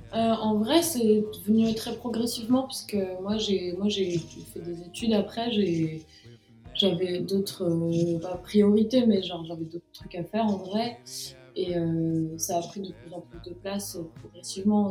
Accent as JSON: {"language": "French", "area": "Grenoble and Annecy", "region": "Auvergne-Rhône-Alpes", "country": "France", "tie": "born or raised there", "also_born_or_lived": "south-west France", "moved": "yes", "lives_now": "Paris, France", "said": "je suis née dans, le sud-ouest et j'ai grandi, à, j'ai grandi à Grenoble et à Annecy."}